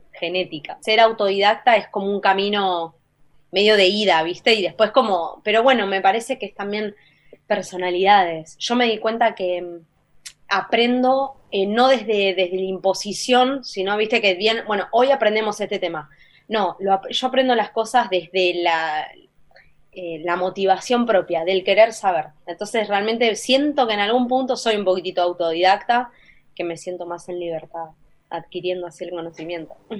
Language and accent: Spanish; Buenos Aires, Argentina; como Argentina